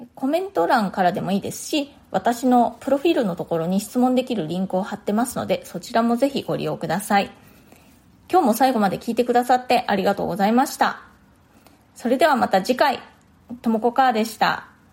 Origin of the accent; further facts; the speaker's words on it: Japan; moved away as an adult; now in New York, United States; 私が日本人すぎる